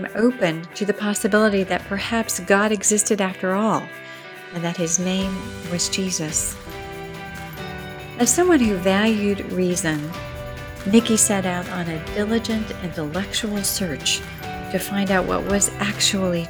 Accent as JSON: {"language": "English", "town": "Atlanta", "region": "Georgia", "country": "United States", "said": "As someone from Atlanta"}